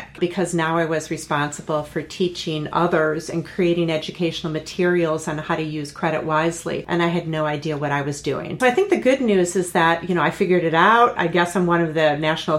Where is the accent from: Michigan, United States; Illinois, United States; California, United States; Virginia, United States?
Illinois, United States; outside of Chicago; I grew up in Illinois outside of Chicago in a very Midwestern town.